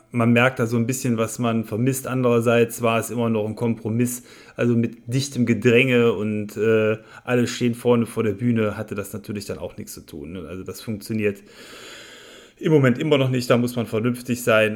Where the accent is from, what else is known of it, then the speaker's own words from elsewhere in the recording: Viersen, North Rhine-Westphalia, Germany; hier in meiner Heimatstadt, dem Eier mit Speck Festival äh, in Viersen